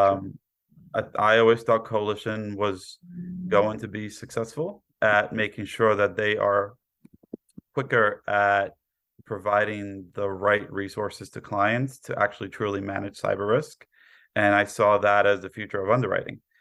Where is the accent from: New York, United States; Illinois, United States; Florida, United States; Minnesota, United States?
New York, United States; New York City; also born or lived in Poland / Queens; I was born in Poland, raised in Brooklyn